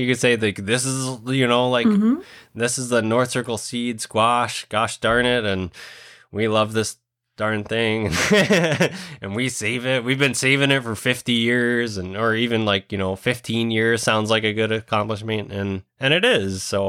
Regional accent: Puerto Rico; Somebody reached out from Indiana and said, hey, like, I'm from Puerto Rico too, and we grow that seed.

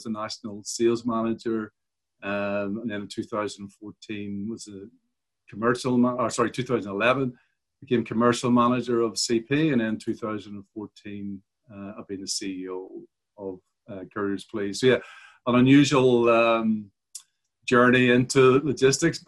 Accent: Belfast, Northern Ireland, United Kingdom; moved away as an adult; now in Sydney, Australia; You may note by the accent, I was born and raised in Belfast in Ireland

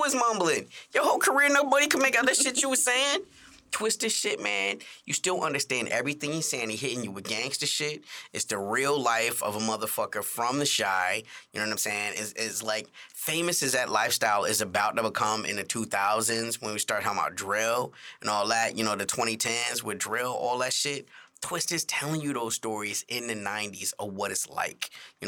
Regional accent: Chicago, Illinois, United States; I'm from Chicago, y'all.

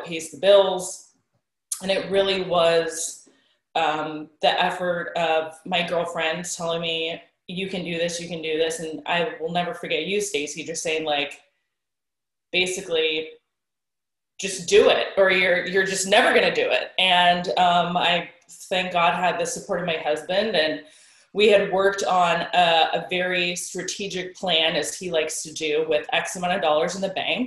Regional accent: Sonoma County, Bay Area, California, United States; now in Pleasant Hill, United States; I'm from the Bay Area, Sonoma County originally, and I live in Pleasant Hill right now

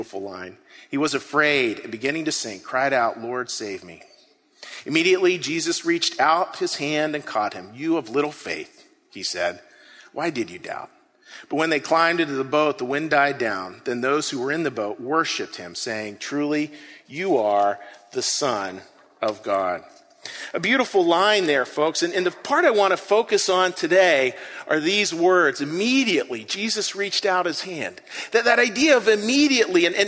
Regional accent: Western Pennsylvania, United States; I grew up in Western Pennsylvania, sort of a pretty rough area of Western Pennsylvania

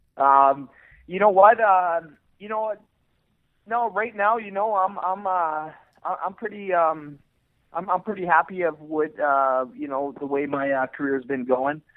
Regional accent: Edmonton, Alberta, Canada; I'm born and raised in Edmonton, Alberta, Canada

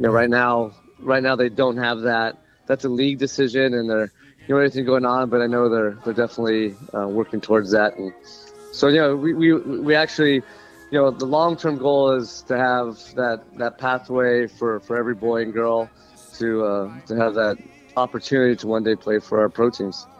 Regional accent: Southern California, United States; moved away; I'm from Southern California

